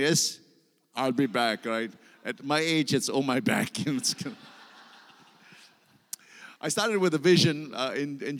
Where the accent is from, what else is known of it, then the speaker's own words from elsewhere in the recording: Singapore; I come from Singapore